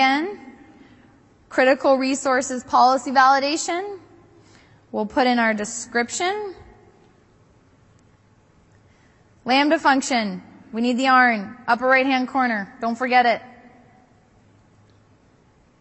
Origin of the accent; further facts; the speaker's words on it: East Coast, United States; I grew up on the East Coast